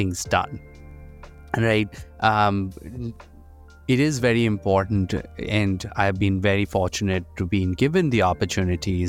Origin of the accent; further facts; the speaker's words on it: India; moved away as an adult; now in United States; I'm an immigrant. I grew up in India. I came here for education